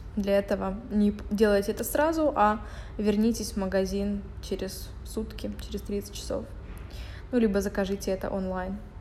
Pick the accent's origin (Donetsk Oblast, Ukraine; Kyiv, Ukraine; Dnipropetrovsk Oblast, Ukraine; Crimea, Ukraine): Dnipropetrovsk Oblast, Ukraine; Dnipro; moved away; там дома в Днепропетровске, в Днепре, где я а, откуда я родом